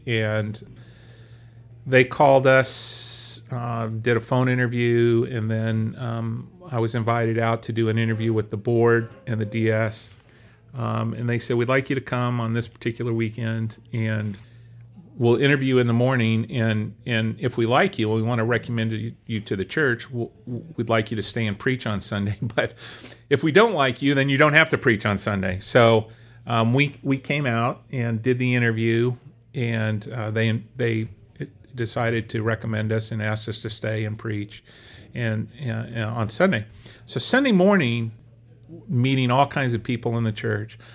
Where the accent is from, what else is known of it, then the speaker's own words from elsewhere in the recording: Bethany, Oklahoma, United States; moved away as an adult; also born or lived in Southern California / Boston; we grew up in Bethany and, uh, attended Bethany First Church all those years